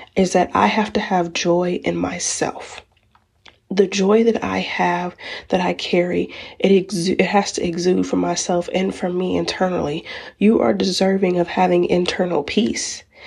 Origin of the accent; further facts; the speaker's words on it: United States; as African American moms, where we are labeled as the strong black woman